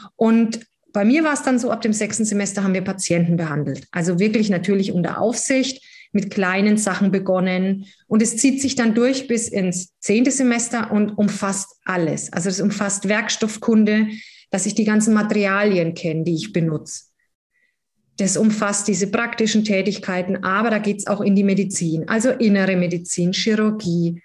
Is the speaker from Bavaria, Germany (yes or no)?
yes; near Würzburg, Bavaria, Germany; also born or lived in Berlin / Gießen; ich komme aus der Nähe von Würzburg.